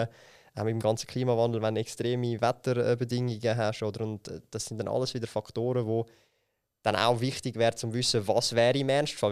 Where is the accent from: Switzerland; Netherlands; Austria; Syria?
Switzerland; bei uns in der Schweiz